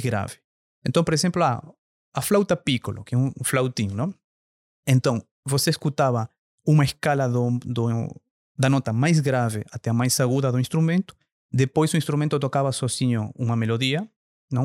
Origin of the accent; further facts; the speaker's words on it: Argentina; Portuguese is a second language; moved away as an adult; now in Brazil; sou natural da Argentina, mas morando aqui no Brasil já há 15 anos